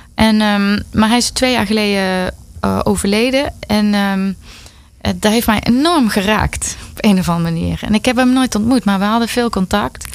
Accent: Netherlands; ik ben een Nederlander

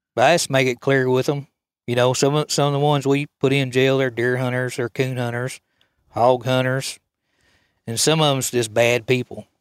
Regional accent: United States; I was raised here in Cole County

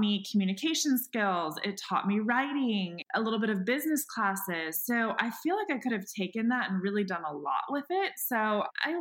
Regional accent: San Diego, California, United States; also born or lived in San Francisco / New York / San Luis Obispo; now in Los Angeles, United States; I'm from San Diego. Well, I kind of grew up in San Francisco, lived in New York for like a small bit of time, and then kind of landed in San Diego. And that's where I did elementary through high school.

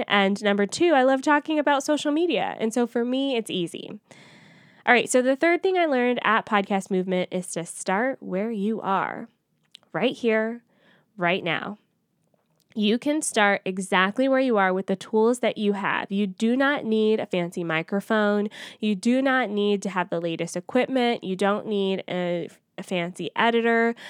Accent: Atlanta, Georgia, United States; moved away; it's in my hometown

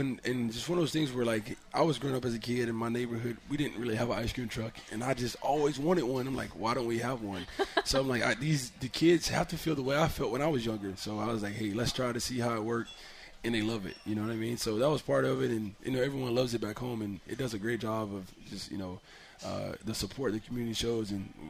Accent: Tuscaloosa, Alabama, United States; You know, I was only from Tuscaloosa. From my house, was like 1 hour and 40 minutes.

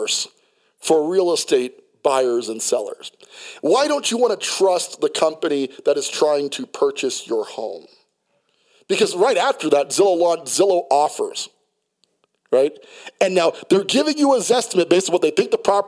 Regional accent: New York City, New York, United States; moved away; also born or lived in Colorado Springs, Colorado; I'm from Brooklyn, New York, and you know, gunfire and getting shot at was not that abnormal. You know, where I grew up

